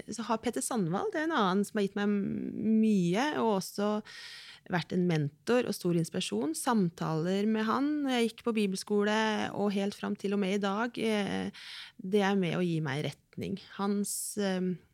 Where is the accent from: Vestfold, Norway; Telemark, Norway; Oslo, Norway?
Telemark, Norway; Kragerø; ungdomsgjengen fra Kragerø